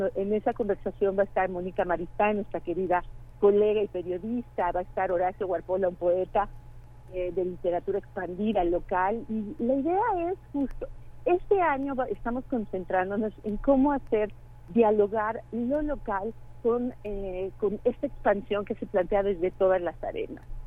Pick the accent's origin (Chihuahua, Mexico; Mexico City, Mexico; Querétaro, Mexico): Querétaro, Mexico; moved away; Yo soy queretana, precisamente, llevo muchos años que no vivía aquí en Querétaro